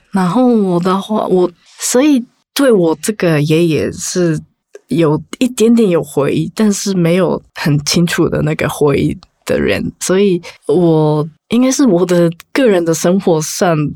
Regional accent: Japan; Chinese is a second language; 我家族是，我是在，在 日本出生的

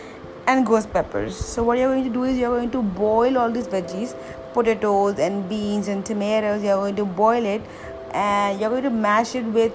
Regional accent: East India, India; I'm from East India

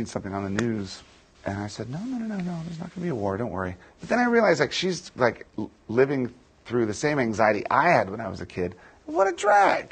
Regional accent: D.C., Virginia, United States; I grew up in Virginia, just outside of Washington, D.C.

